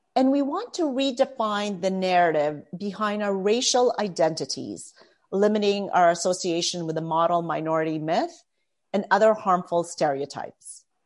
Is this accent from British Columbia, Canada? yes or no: no; Toronto, Ontario, Canada; also born or lived in Philippines; now in Mississauga, Canada; I was born in the Philippines and my parents immigrated to Canada, Toronto specifically, with their four children. I was nine at the time.